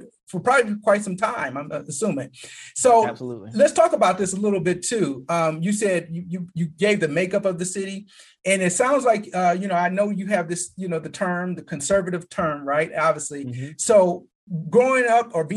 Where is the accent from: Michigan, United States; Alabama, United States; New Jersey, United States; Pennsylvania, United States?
Michigan, United States; Flint; moved away as an adult; also born or lived in Detroit area, Michigan; now in Atlanta, United States; I'm from Michigan. I really grew up in Flint, Michigan, lived in Detroit area.